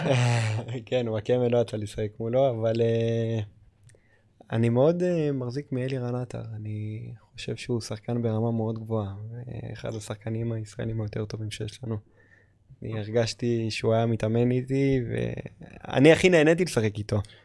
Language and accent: Hebrew; Israel; המדינה שלי, שאני אוהב, שאני גדלתי בה